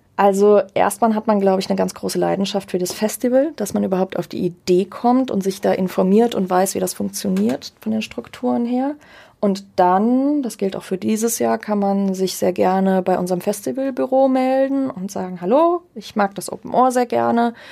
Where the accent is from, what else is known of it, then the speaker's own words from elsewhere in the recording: Germany; als Deutsche